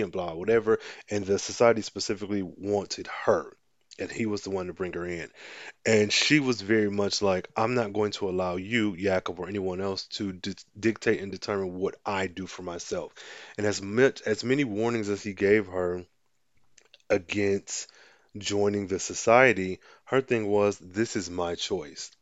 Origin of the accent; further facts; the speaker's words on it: United States; I'm American